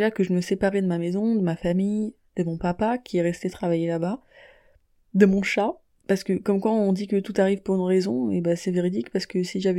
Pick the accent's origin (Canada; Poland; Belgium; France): France; born there; also born or lived in Niger; Pourtant, je suis née en France. Mais c'était quand même ce que j'étais puisque j'avais passé 9 ans au Niger.